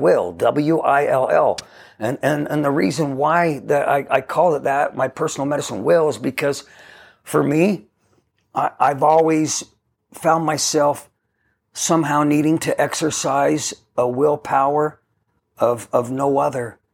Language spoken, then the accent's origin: English; Ogden, Utah, United States; grew up in a neighborhood of houses in Ogden, Utah